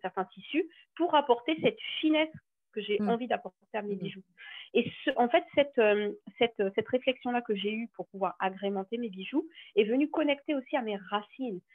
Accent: French Guiana; je suis originaire de la Guyane

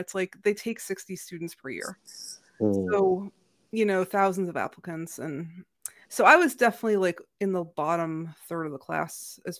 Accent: New England, United States; But like we're growing up in the Ivy League corridor, between like Harvard and Dartmouth, right?

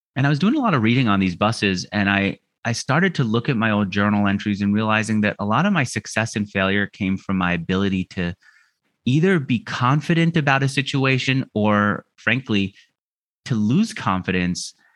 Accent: New York, United States; moved away as an adult; also born or lived in Los Angeles; now in Argentina; I grew up in New York where everyone's so hard charging in your face.

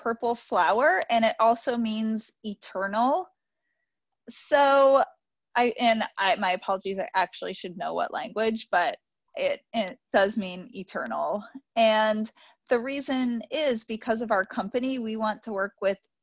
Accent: New York City, New York, United States; I grew up in New York City

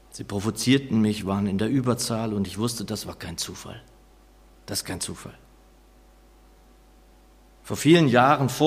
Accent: Northern Germany, Germany; da mir das als Norddeutscher ohnehin wenig bis nichts bedeutet

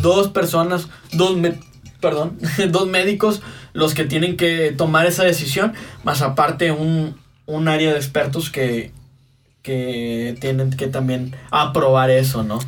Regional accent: Mexico; así somos los mexicanos

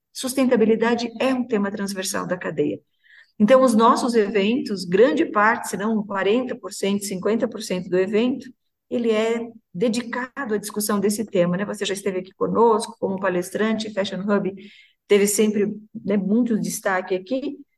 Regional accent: Santa Catarina, Brazil; Fico muito orgulhosa de ser de Santa Catarina

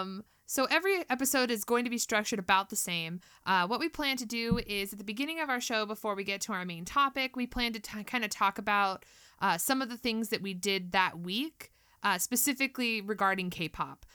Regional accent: California, United States; I'm also from California. Um, I still live here, though

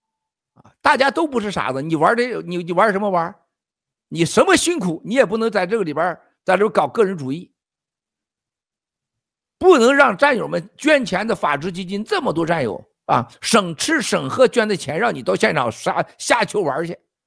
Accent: China; 因为我们中国人已经跟都被诅咒了

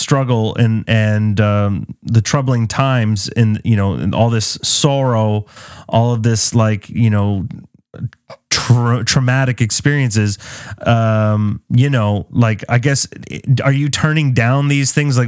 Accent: Canada; moved away as an adult; also born or lived in Beirut, Lebanon; I was born and raised in Canada

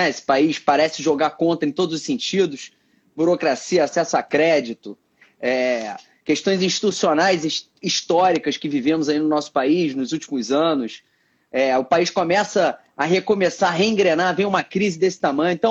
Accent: Rio de Janeiro, Brazil; é, é um moleque nascido e criado aqui no Rio

